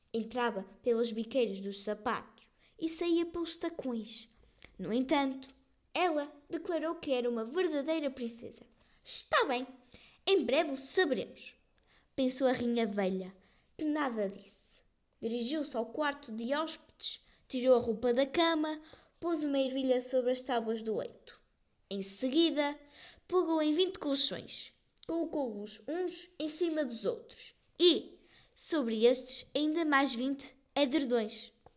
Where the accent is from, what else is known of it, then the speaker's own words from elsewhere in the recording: Portugal; also born or lived in Ermesinde; Sou portuguesa